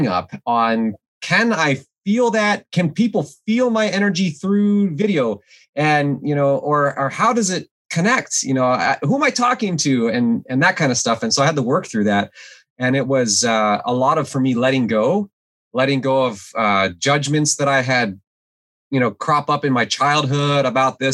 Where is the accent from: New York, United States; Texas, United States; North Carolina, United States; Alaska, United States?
Alaska, United States; moved away as an adult; I grew up in Alaska, and I grew up without running water and electricity